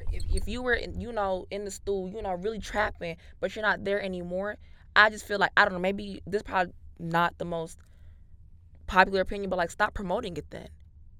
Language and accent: English; New York, United States; I'm from New York.